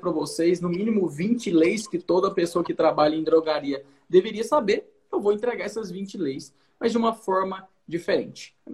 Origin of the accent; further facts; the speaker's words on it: Goiás, Brazil; também sou de Goiás, é isso aí.